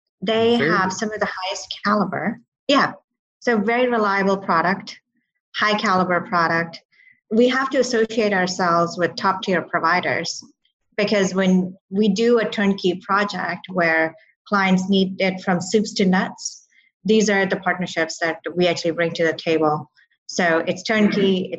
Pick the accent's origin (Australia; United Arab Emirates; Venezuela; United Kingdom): United Arab Emirates; Dubai; born there; also born or lived in Saudi Arabia / Calgary, Canada; My family had moved from India. And I was born in Dubai, actually. I was born in Dubai.